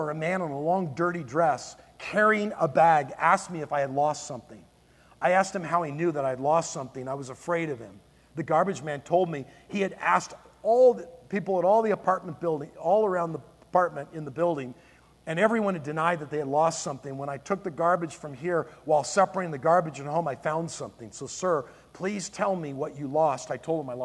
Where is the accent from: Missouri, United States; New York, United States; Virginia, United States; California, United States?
California, United States; Palos Verdes; I grew up in Palos Verdes